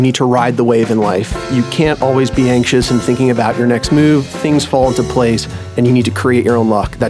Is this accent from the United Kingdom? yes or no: no; Richmond, Virginia, United States; So I'm originally from Richmond, Virginia.